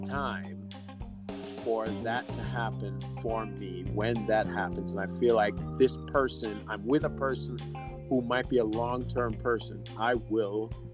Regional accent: Jamaica; as a Jamaican

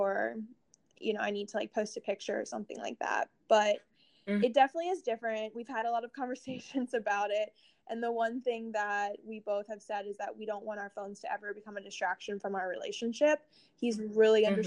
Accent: Columbus, United States; moved away as an adult; also born or lived in Atlanta; I grew up in Columbus

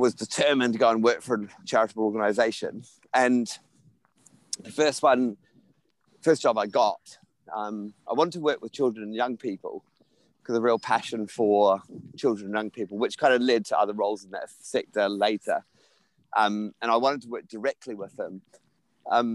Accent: New Zealand; growing up in New Zealand

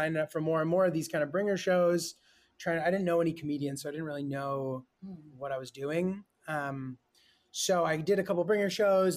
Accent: rural Connecticut, United States; also born or lived in Brooklyn, New York; I like grew up more in a small town. Like we're from Brooklyn originally. And mm-hmm. then when I was young, like we moved to like the sticks, basically like rural Connecticut.

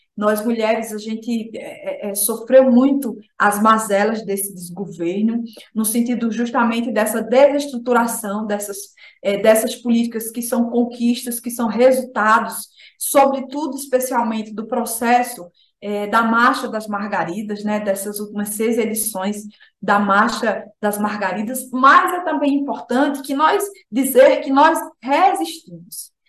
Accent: Alagoas, Brazil; eu sou sertaneja, né? Filha de um assentado do crédito fundiário

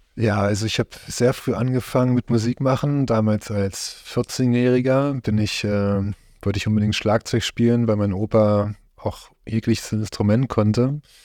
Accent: Haldensleben area, Saxony-Anhalt, Germany; Ich bin hier in der Gegend aufgewachsen, bin hier in Heidensleben geboren

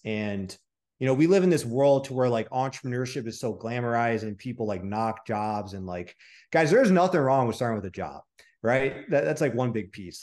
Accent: Michigan, United States; I'm from Michigan, right? So there's no ocean

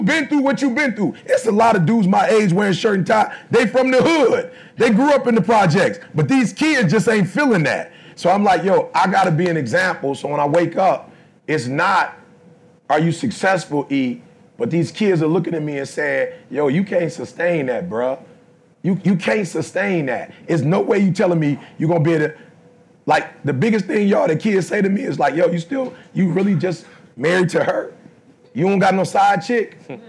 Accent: Detroit, Michigan, United States; I'm from Detroit, I ain't mad at nobody.

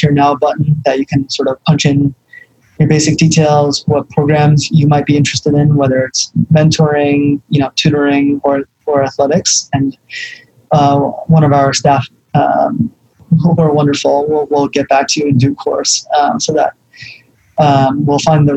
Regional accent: New York City, New York, United States; I grew up in the Bronx

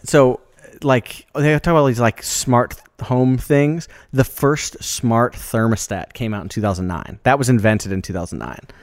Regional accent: Des Moines, Iowa, United States; moved away as an adult; I grew up in Des Moines, you know, the, a city kid

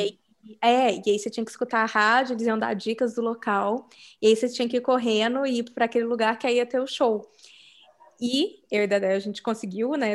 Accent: Brazil; moved away; sou do Brasil

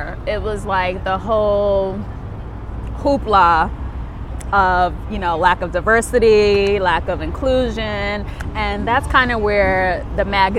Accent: New York, United States; Like, I never say the Bronx. I say I'm from New York.

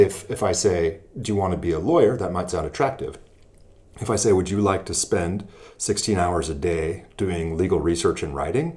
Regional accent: Alaska, United States; moved away; also born or lived in Iowa; I continued my law practice back in my home state of Alaska

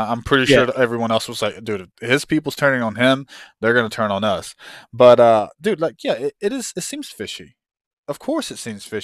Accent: United States; I like being American

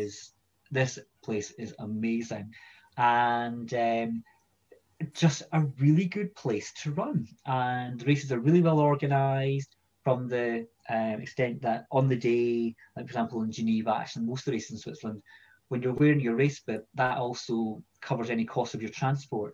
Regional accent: Edinburgh, Scotland, United Kingdom; I'm from Edinburgh originally, and that's where I grew up.

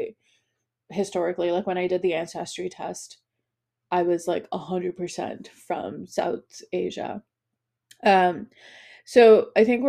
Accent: Qatar; also born or lived in United States; So I grew up in a lot of different cultures, but okay, so I grew up in Qatar, but I am Bengali, but I also moved to the US and I have most of my family in England.

